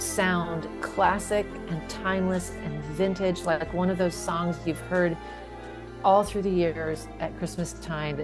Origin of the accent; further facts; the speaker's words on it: North Dakota, United States; we're from North Dakota